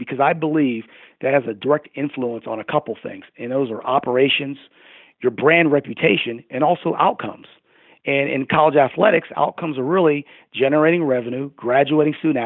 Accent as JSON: {"language": "English", "town": "Pittsburgh", "region": "Pennsylvania", "country": "United States", "moved": "as an adult", "lives_now": "Boca Raton, United States", "said": "I'm from the Pittsburgh area"}